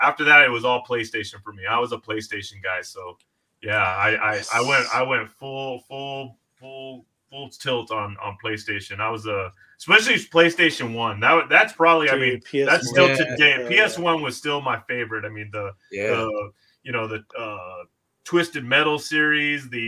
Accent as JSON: {"language": "English", "region": "Southern California", "country": "United States", "tie": "born or raised there", "said": "I'm born and raised in Southern California"}